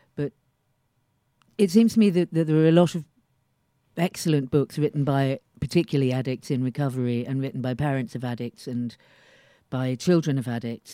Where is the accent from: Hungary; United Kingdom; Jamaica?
United Kingdom; London; I was born on the Hammersmith and City line. I've lived practically all of my life on the Hammersmith and City line